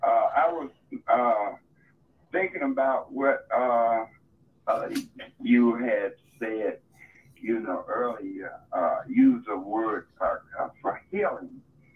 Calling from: Chicago, Illinois, United States; Chicago, Illinois.

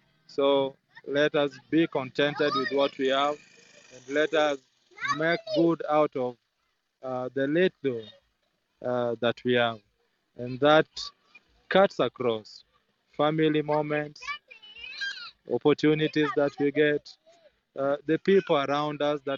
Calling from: Kisumu, Kisumu County, Kenya; I'm …, joining from Kisumu, Kenya

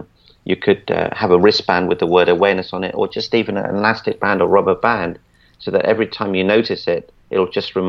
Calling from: Celebration, Florida, United States; I'm in Orlando, Florida, actually in a town called Celebration.

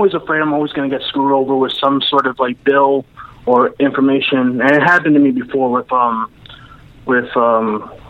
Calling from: New York, United States; I'm from New York.

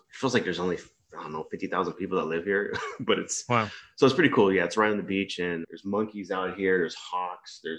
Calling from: East Coast, Malaysia; So I'm on the uh, east coast of Malaysia, in uh, a little small big town.

